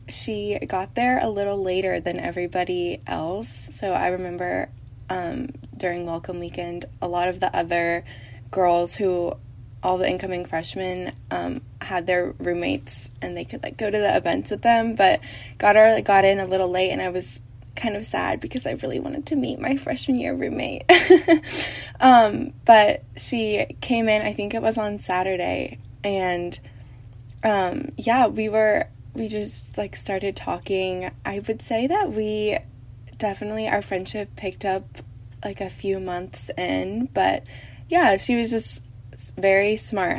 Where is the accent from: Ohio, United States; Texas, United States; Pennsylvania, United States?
Texas, United States; Dallas; moved away as an adult; I'm a junior from Dallas